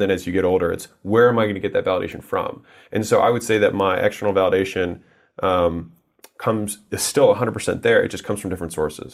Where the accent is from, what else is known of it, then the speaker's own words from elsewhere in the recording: United States; I was born in America